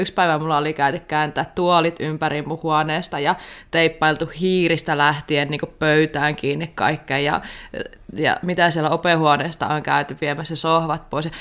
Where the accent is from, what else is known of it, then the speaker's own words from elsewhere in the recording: Savo, Finland; kun mä oon savolainen